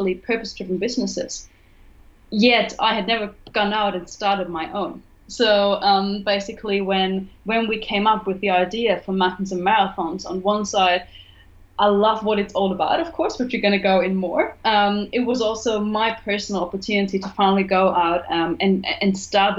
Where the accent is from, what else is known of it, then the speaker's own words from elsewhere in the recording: Germany; English is a second language; moved away as an adult; also born or lived in Cuba; I'm originally from Germany. You may have noticed it on the accent